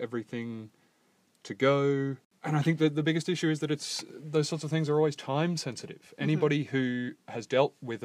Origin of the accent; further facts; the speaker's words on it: Australia; moved away as an adult; now in London, United Kingdom; I am Australian and was born in Australia